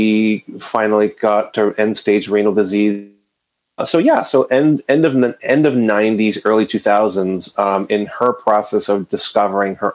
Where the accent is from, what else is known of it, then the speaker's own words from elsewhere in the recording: San Juan, Puerto Rico; also born or lived in Western Massachusetts; now in New England, United States; I was born and raised in San Juan, Puerto Rico, just outside in the suburbs of San Juan, Puerto Rico